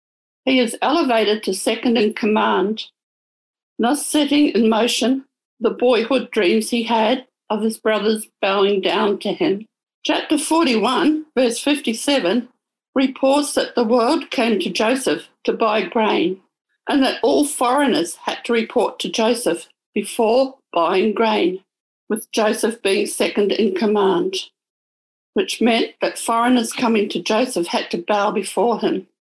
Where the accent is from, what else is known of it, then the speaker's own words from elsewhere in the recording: New Zealand; moved away as an adult; now in Sydney, Australia; As a young adult, God planted in me a desire to come to Sydney. I came from New Zealand, and God worked out a way for that to happen.